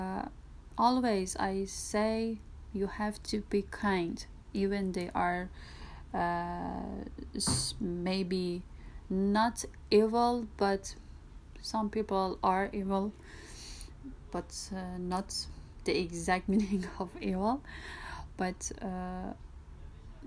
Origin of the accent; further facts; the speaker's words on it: Tehran, Tehran Province, Iran; English is a second language; I'm from Tehran, east of the Tehran